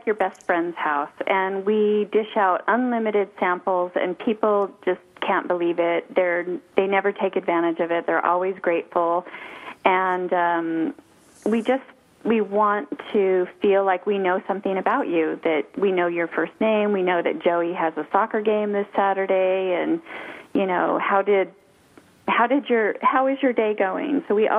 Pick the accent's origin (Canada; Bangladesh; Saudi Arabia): Saudi Arabia; moved away; also born or lived in Arizona, United States / Colorado, United States; I was born in Arizona, and I moved to Saudi Arabia in the 70s, and that's where I grew up.